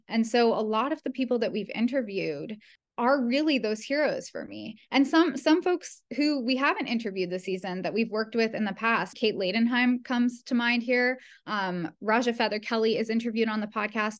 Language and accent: English; Ottawa, Ontario, Canada; I grew up in Canada, in Ottawa, Canada